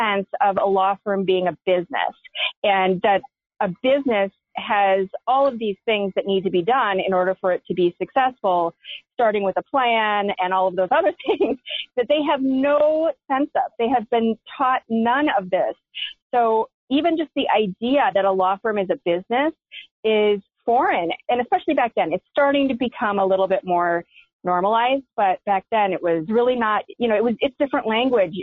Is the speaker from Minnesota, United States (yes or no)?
yes; Minneapolis, Minnesota, United States; I grew up in Minneapolis